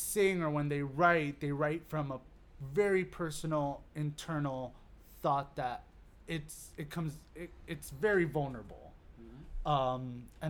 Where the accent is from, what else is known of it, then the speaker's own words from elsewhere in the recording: Miami, Florida, United States; Because I'm from Miami.